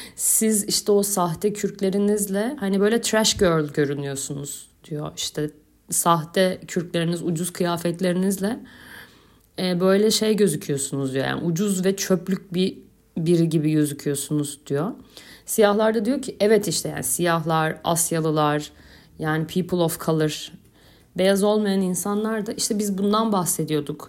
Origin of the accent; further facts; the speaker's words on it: Istanbul, Turkey; moved away as an adult; now in Kaş, Turkey; Ben beş kuşak İstanbulluyum.